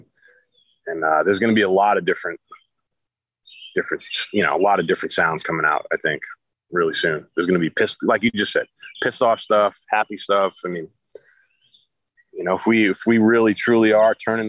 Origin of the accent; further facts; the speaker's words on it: United States; we're American.